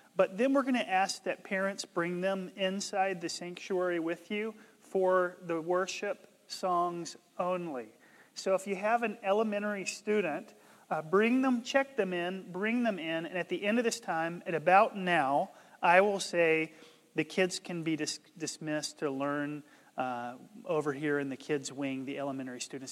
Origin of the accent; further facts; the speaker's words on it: North Carolina, United States; where I grew up in North Carolina